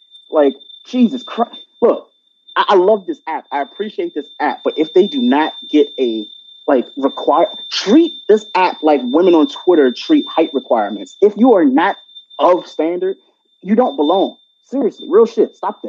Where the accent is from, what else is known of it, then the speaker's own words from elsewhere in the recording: Washington, District of Columbia, United States; I am from the terrible state of Washington, D.C.